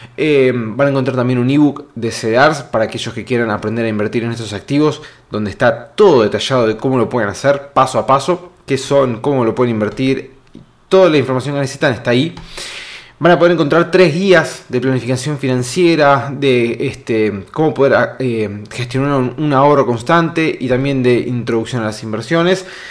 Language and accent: Spanish; Argentina; nosotros los argentinos